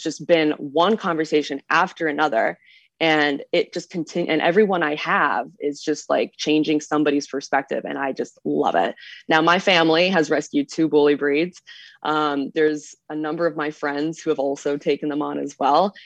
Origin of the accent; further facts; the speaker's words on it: Midwest, United States; moved away; also born or lived in Savannah, Georgia; I grew up in the Midwest